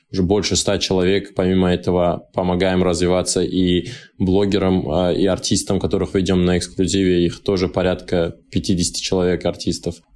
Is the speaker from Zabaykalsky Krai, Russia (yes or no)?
no; Dagestan, Russia; но да, я дагестанец в мире рекламы